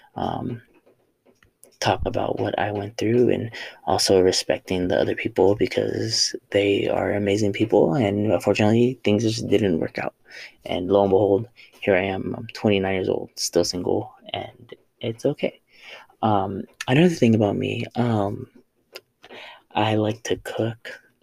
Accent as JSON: {"language": "English", "town": "Oxnard", "region": "California", "country": "United States", "moved": "as an adult", "lives_now": "El Paso, United States", "said": "I am from Oxnard, California, uh, Southern California."}